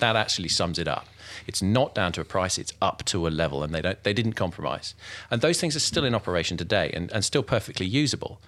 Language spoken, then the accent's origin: English; Germany; now in United Kingdom; I was born in Germany.